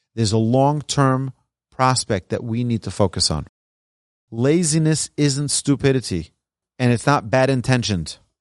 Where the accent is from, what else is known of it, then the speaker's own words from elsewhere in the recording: New York, United States; moved away as an adult; also born or lived in Jerusalem; now in Texas, United States; raised in New York